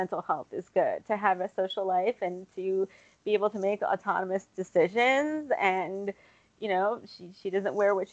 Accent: United States; as an American girl, right, which I was born and raised in this country

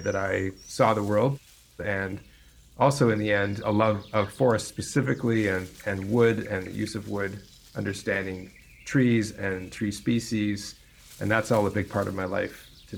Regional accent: near Toronto, Ontario, Canada; I grew up in Canada, near the largest city in Canada, Toronto

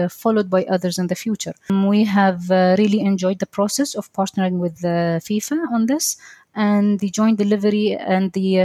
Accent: Doha, Qatar; I am a Qatari engineer. I was born and raised here in Doha.

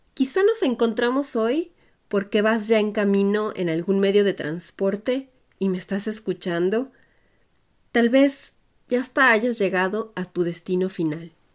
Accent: Puebla, Mexico; moved away as an adult; now in Germany; Soy orgullosamente de origen mexicano, hecha en Puebla, y crecí en un ambiente internacional y bilingüe

